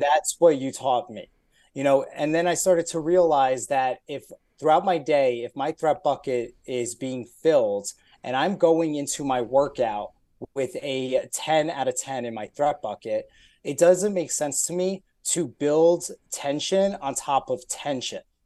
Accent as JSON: {"language": "English", "region": "New Jersey", "country": "United States", "tie": "born or raised there", "also_born_or_lived": "Brooklyn, New York / Buffalo, New York", "moved": "as an adult", "lives_now": "Atlanta, United States", "said": "originally I was born in Brooklyn, moved to New Jersey"}